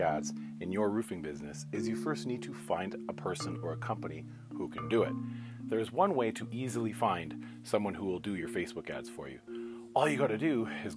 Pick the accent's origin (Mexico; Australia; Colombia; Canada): Canada; I'm not even American, I'm Canadian